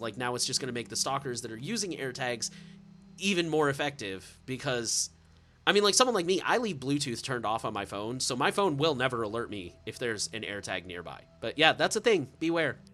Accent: United States; I'm American.

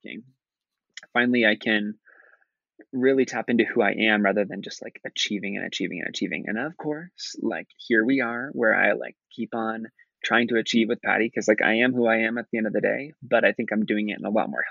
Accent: Nebraska, United States; moved away; growing up in Nebraska, even though I grew up in a suburb and I grew up in a liberal town in the middle of a very red state

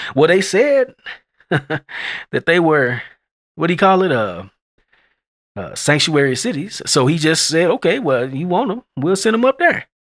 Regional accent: Lubbock, Texas, United States; I'm from Lubbock, and, uh, when I used to live here before I left for the military, back in the nineties

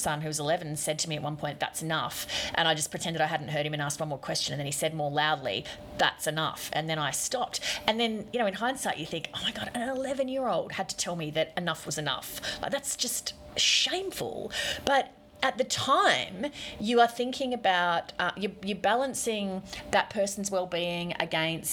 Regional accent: Queensland, Australia; accent: Queensland; I talk like a normal sort of Queensland person

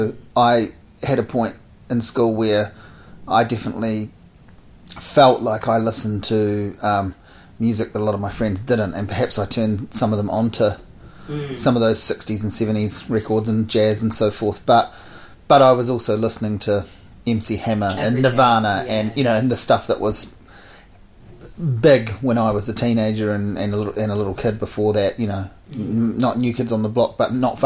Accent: New Zealand; growing up here we got British stuff, American stuff, and Australian stuff, and then whatever's happening in New Zealand

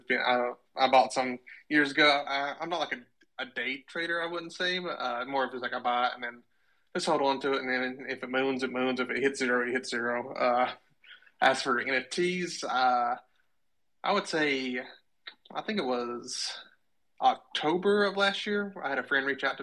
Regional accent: Kentucky, United States; moved away as an adult; now in Arkansas, United States; originally I'm from Kentucky, but I moved to Arkansas for a job after college

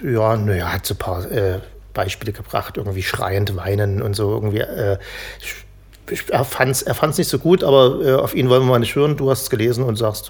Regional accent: East Germany, Germany; als Ossi

